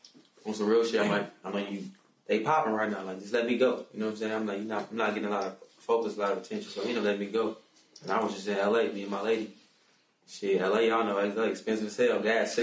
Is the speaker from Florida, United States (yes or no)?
no; Baltimore, Maryland, United States; now in Chicago, United States; I'm originally from Baltimore.